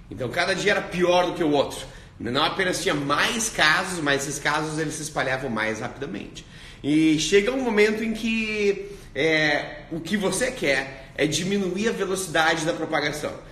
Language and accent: Portuguese; South Region, Brazil; now in Australia; É, eu sou do sul do Brasil, mas está tá morando na Austrália.